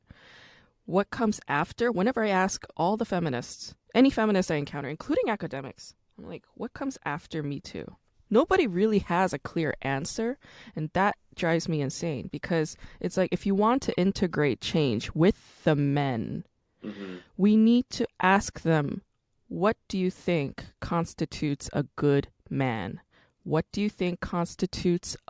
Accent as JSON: {"language": "English", "country": "United States", "tie": "born or raised there", "said": "we grew up in America. We're Korean Americans"}